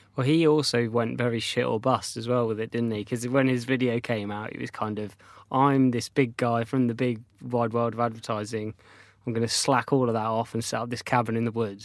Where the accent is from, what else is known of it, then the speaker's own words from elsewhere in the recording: North Devon, South West England, United Kingdom; when I was a child, I grew up in North Devon on the south coast.